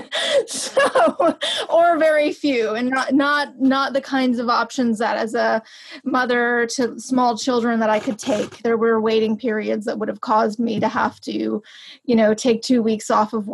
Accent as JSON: {"language": "English", "region": "New York", "country": "United States", "tie": "born or raised there", "also_born_or_lived": "Los Angeles", "moved": "as an adult", "said": "a person who grew up in New York and then lived in Los Angeles"}